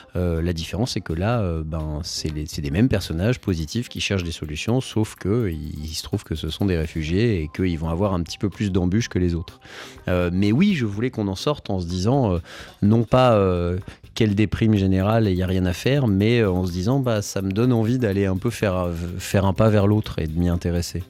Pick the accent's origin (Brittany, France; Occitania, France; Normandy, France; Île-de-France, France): Île-de-France, France; Paris; J'ai grandi à Paris, dans le 18e arrondissement, un quartier plutôt populaire